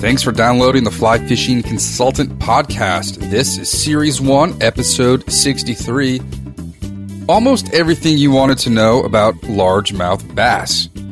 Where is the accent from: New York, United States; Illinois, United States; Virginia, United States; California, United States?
Virginia, United States; Reston; I grew up in rest in Virginia